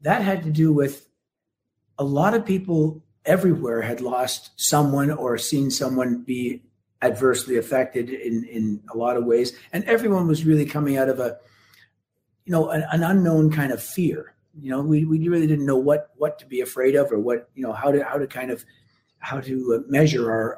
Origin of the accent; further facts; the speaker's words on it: Canada; as a Canadian